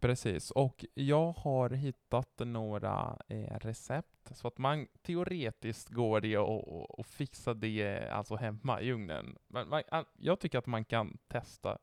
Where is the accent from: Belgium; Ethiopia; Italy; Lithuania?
Italy; northern Italy; Swedish is a second language; also born or lived in Genoa; now in Sweden; jag är från norra Italien